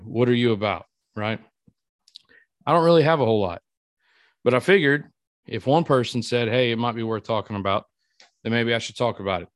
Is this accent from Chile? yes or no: no; Iota, Louisiana, United States; moved away; my hometown in Iota, Louisiana